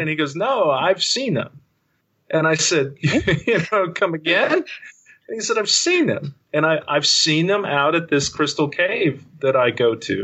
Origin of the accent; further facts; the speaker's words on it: West Texas, United States; I grew up in West Texas